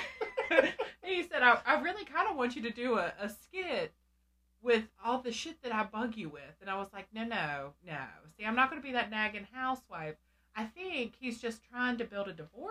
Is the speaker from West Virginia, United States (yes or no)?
yes; West Virginia, United States; moved away; I was from West Virginia.